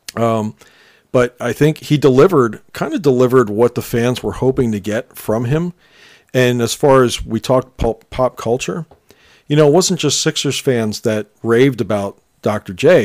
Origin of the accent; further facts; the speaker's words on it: Philadelphia, Pennsylvania, United States; we grew up in around Philadelphia